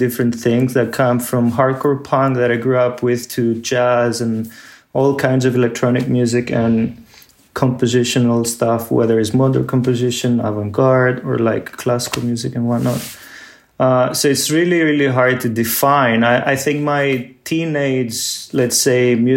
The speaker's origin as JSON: {"language": "English", "town": "Athens", "region": "Attica", "country": "Greece", "tie": "born or raised there", "moved": "yes", "said": "growing up in Athens"}